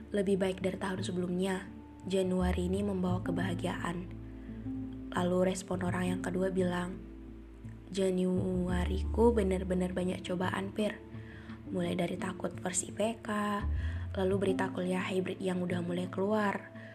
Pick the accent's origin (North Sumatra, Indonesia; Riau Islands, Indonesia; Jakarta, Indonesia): North Sumatra, Indonesia; moved away as an adult; now in Bali, Indonesia; aku dari Sumatera Utara kuliah di Bali